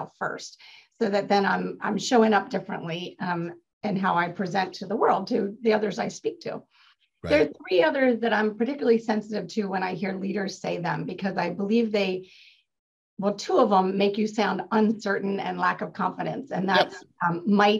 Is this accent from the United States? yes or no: yes; Maryland, United States; now in California, United States; I grew up in Maryland